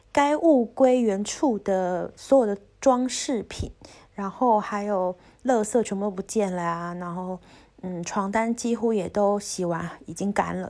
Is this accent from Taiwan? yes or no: yes; Taiwan; moved away; 我是台湾人